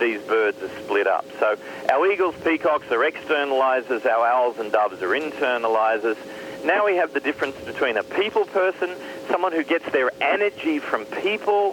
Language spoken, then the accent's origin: English; Australia; my home country of Australia